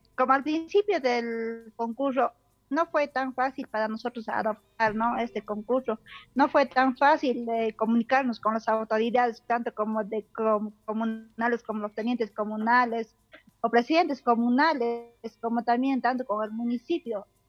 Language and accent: Spanish; Coyana community, Huancané province, Puno, Peru; soy del distrito de Tadaco, de la provincia de Huancané, departamento de Puno exactamente de la comunidad de Coyana